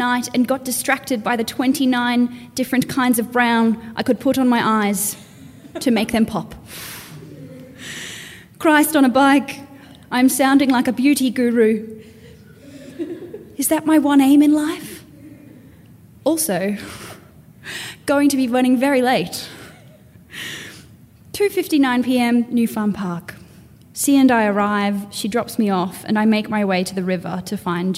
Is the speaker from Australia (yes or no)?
yes; Townsville, Queensland, Australia; now in Brisbane, Australia; I come from Townsville originally. I now live on Turrbal land in Brisbane